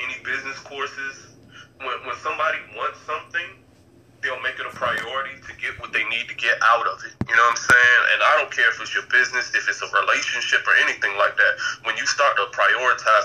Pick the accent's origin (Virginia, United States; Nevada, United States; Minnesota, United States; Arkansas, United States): Virginia, United States; Norfolk; also born or lived in Deep Creek, Chesapeake, Virginia; from Norfolk. I spent elementary school, middle school, and my freshman and sophomore years in Norfolk. And I live in Norfolk now.